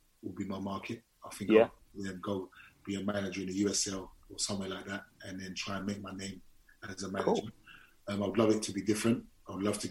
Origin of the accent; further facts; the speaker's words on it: England, United Kingdom; I'm English.